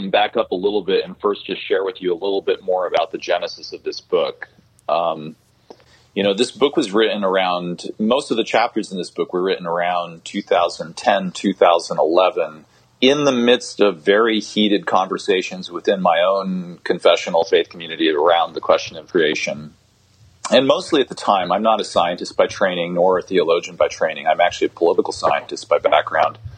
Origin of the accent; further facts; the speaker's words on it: Zimbabwe; a story from my childhood growing up in Zimbabwe